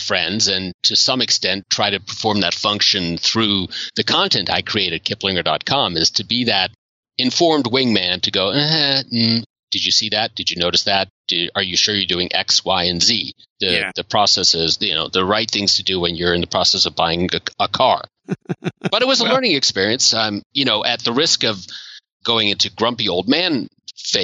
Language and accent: English; Washington, District of Columbia, United States; I grew up in the Washington, D.C. area